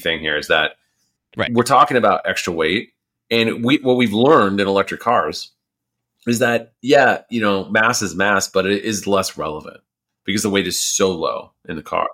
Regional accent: United States; an American

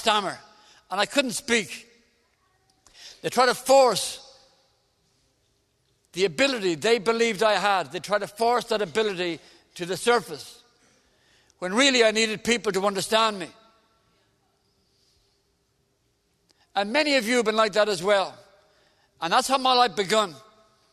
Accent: Dublin, Leinster, Ireland; I'm Irish. I come from Dublin in the south of Ireland.

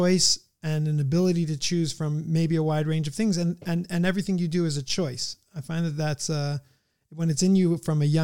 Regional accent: San Diego, California, United States; I grew up in San Diego and I know nothing

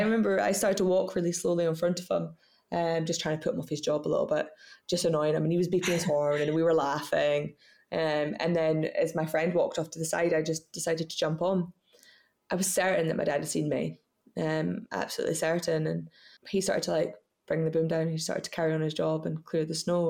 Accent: Scottish Borders, Scotland, United Kingdom; I was brought up in the Scottish borders um, on a farm called Middle, Middle Third Farm

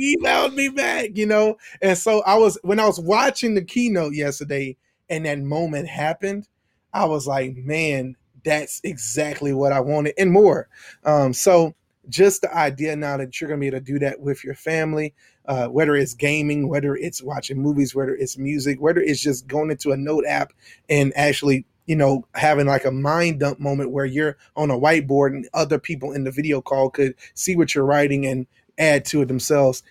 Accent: Baton Rouge, Louisiana, United States; I am from Baton Rouge, Louisiana.

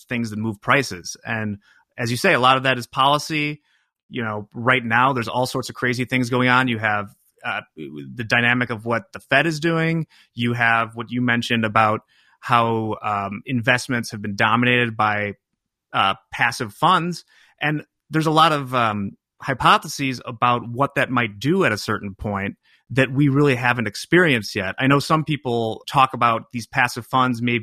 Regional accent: Chicago suburbs, Illinois, United States; I'm just an Irish Catholic guy from the Chicago suburbs

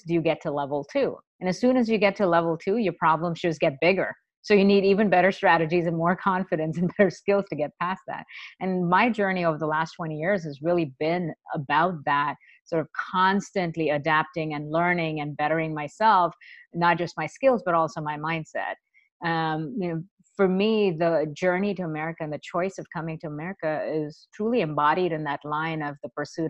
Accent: India; moved away; I was a little girl growing up in India

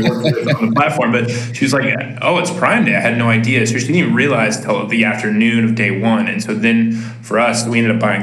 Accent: Midwest, United States; I'm from the Midwest, so I'll probably say "ope" every time I accidentally talk over somebody

